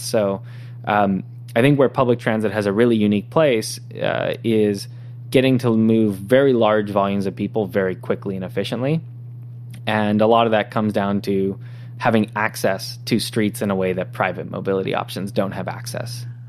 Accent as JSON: {"language": "English", "town": "San Diego", "region": "California", "country": "United States", "tie": "born or raised there", "moved": "as an adult", "lives_now": "San Francisco, United States", "said": "I was born and raised in San Diego, uh, so Southern California."}